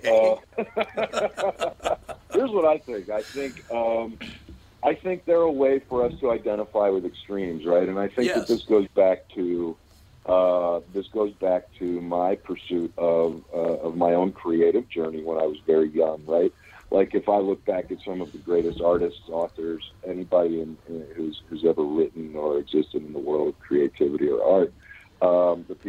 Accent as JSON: {"language": "English", "town": "Pittsburgh", "region": "Pennsylvania", "country": "United States", "tie": "born or raised there", "also_born_or_lived": "Los Angeles", "moved": "yes", "lives_now": "Kentucky, United States"}